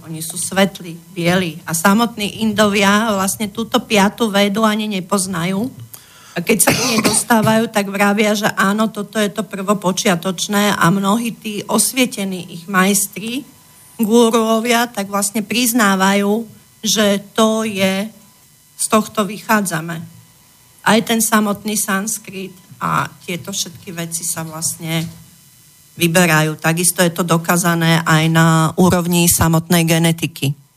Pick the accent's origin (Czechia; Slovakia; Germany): Czechia; u nás v Čechách